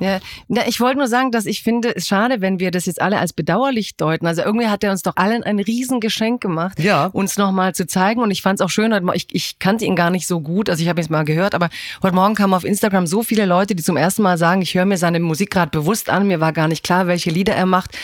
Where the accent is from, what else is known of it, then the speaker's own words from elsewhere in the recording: Stuttgart, Baden-Württemberg, Germany; Ich komme aus einer Autostadt. Also ich komme ja eigentlich aus Stimmt. Stuttgart